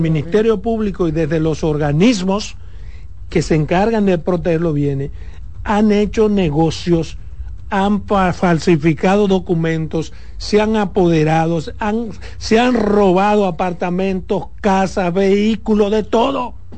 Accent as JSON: {"language": "Spanish", "region": "Pedernales", "country": "Dominican Republic", "said": "en mi pueblo, en mi provincia, Pernales"}